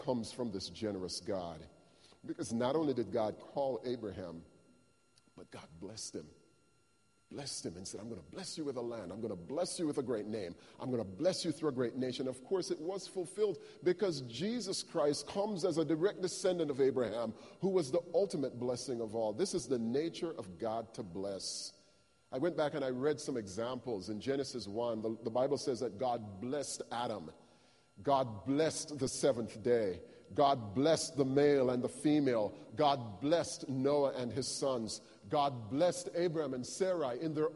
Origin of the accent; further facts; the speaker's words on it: Jamaica; moved away; as a child when I was growing up in Jamaica, our family didn't have a lot of material things